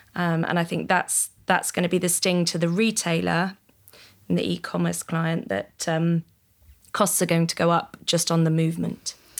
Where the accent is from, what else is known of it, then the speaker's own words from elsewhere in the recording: United Kingdom; as a British citizen